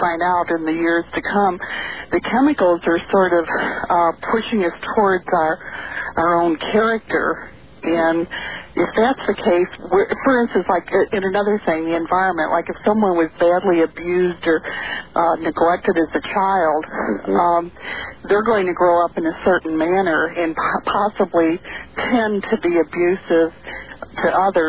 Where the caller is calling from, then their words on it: St. Louis, Missouri, United States; St. Louis.